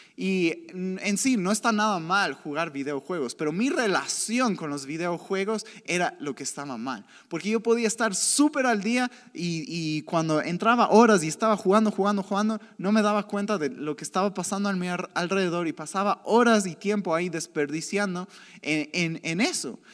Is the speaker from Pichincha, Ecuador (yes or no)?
no; Cuenca, Azuay, Ecuador; moved away as an adult; now in Quito, Ecuador; yo crecí, yo soy de Cuenca, yo crecí en una ciudad donde el chisme es súper normal